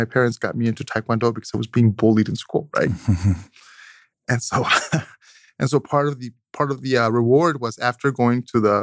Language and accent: English; Mexico City, Mexico; also born or lived in Oaxaca coast / Miami; now in Texas, United States; I was born in Mexico City, but with two parents that were from polar opposite sides of Mexico.